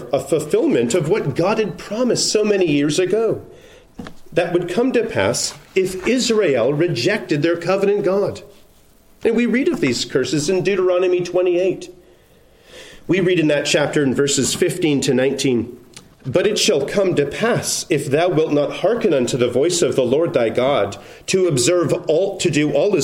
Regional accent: Canada; now in United States; I'm a Canadian

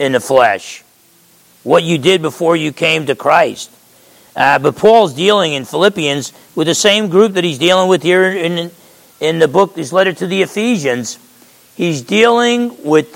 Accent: Essex County, New Jersey, United States; grew up in Essex County, New Jersey, and I'm half Italian.

